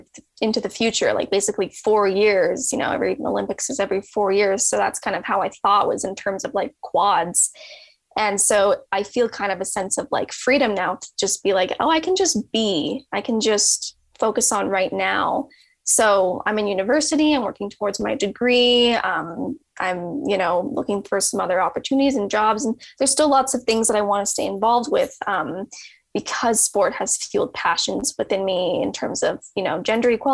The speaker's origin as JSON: {"language": "English", "town": "Calgary", "region": "Alberta", "country": "Canada", "said": "I'm from Calgary"}